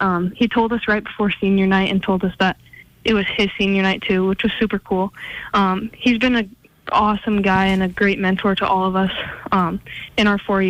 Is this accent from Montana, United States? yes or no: yes; Billings, Montana, United States; stay in my hometown